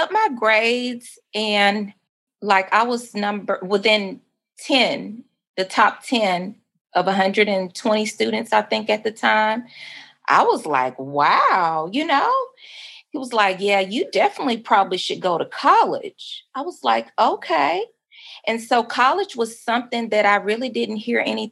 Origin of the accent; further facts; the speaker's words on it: Mansfield, Louisiana, United States; moved away as an adult; also born or lived in Dallas, Texas; now in Arkansas, United States; I am originally born and raised in Mansfield, Louisiana.